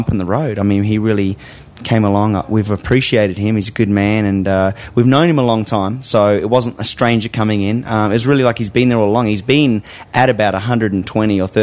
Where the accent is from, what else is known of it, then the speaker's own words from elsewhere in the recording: Australia; moved away; my home country